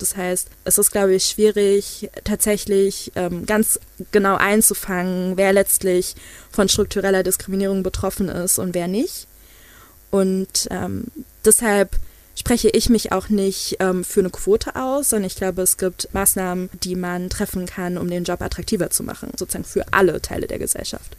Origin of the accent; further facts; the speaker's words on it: Frankfurt, Hesse, Germany; ich komme ja ursprünglich aus Frankfurt und das ist eine super diverse, international geprägte Stadt